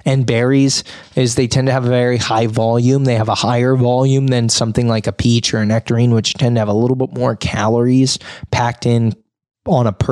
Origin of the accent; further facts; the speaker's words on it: Sonora, California, United States; I grew up in Sonora